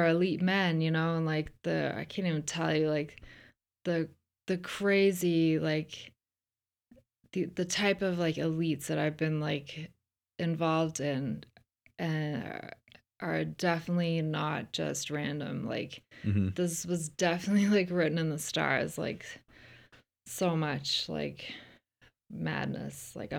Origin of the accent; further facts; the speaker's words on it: Ireland; now in United States; it's cause I'm not like grown up in America or something.